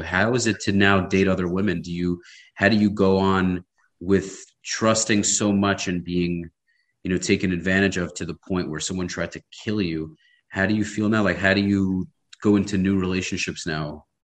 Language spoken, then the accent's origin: English; New York City, New York, United States; now in Miami, United States; I'm based in Miami. I grew up in Brooklyn